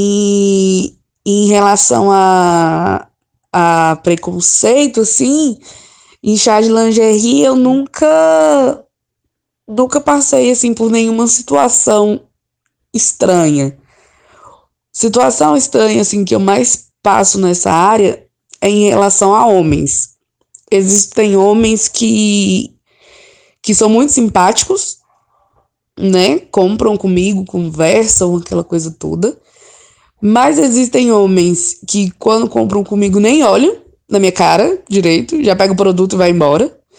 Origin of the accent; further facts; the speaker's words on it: Brasília, Federal District, Brazil; E é isso, assim, sou de Brasília.